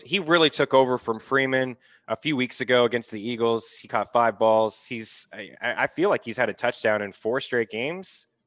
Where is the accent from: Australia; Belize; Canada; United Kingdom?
Canada; as a Canadian